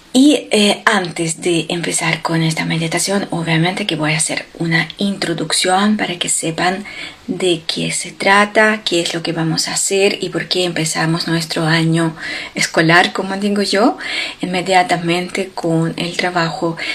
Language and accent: Spanish; Ukraine; moved away; en Ucrania, en mi país